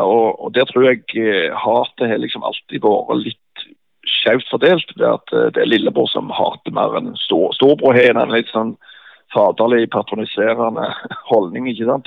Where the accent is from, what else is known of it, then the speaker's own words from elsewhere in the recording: Bryne, Rogaland, Norway; Bryne var jo heimplassen min